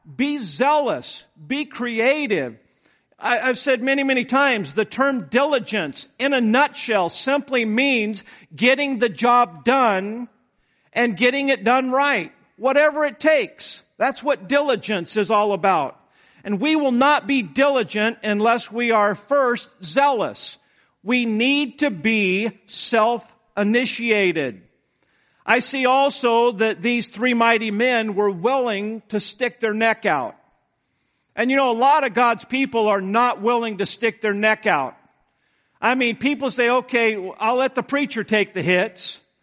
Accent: United States; I'm an American

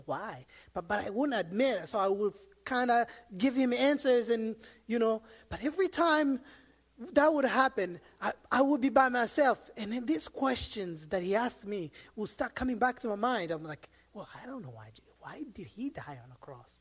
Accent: Rwanda; born or raised there; moved away as an adult; also born or lived in Democratic Republic of the Congo; now in United States

